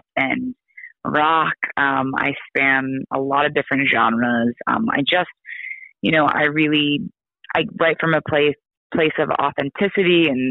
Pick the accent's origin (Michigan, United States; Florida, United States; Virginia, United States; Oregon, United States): Oregon, United States; I'm from Oregon